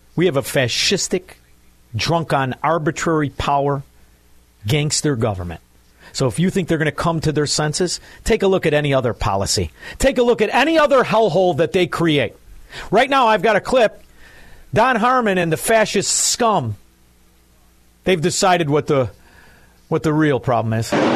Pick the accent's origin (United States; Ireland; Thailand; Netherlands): United States; Chicago, Illinois; I'm from Chicago, I'm a Republican